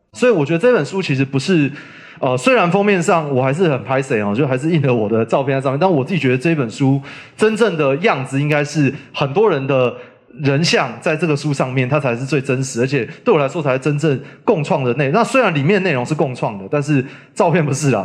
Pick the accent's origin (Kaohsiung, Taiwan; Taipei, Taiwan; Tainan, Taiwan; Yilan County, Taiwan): Taipei, Taiwan; moved away as an adult; now in Yunlin, Taiwan; 我从小在台北长大